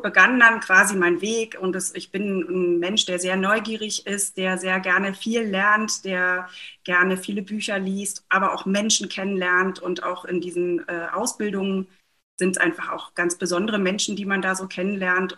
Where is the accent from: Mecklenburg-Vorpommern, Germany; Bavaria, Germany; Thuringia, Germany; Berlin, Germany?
Mecklenburg-Vorpommern, Germany; ich komme aus Mecklenburg-Vorpommern gebürtig